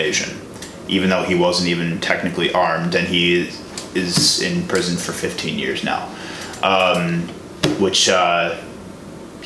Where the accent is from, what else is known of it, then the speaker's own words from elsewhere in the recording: Chicago, Illinois, United States; I'm from Illinois, mm-hmm. and I'm from the suburbs of Chicago